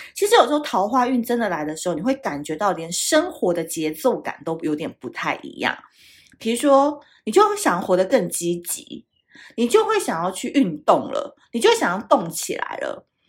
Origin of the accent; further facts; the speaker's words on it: Tainan, Taiwan; now in Taipei, Taiwan; 台南就是大家都知道是我的故乡嘛，那虽然我，我长期是住在台北，但是呢，我哥哥他们一家人都还住在台南